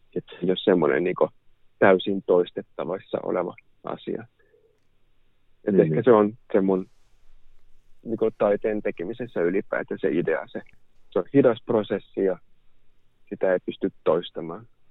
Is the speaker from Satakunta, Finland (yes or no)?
no; Helsinki, Uusimaa, Finland; olen helsinkiläinen kuvataiteilija